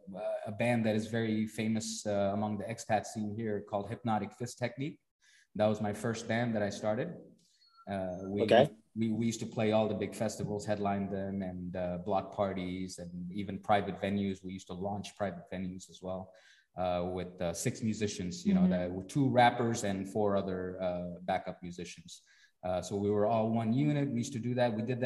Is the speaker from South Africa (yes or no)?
no; Cambodia; also born or lived in India; I'm from India, but I grew up in Cambodia.